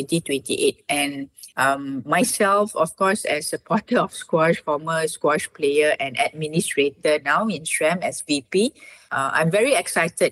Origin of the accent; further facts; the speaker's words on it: Malaysia; as Malaysian